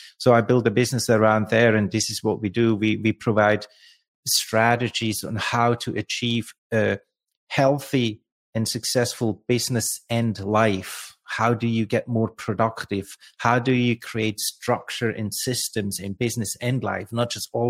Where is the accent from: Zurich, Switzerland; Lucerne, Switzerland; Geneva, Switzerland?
Lucerne, Switzerland; English is a second language; moved away; I was born and raised in Lucerne, in the heart of Switzerland.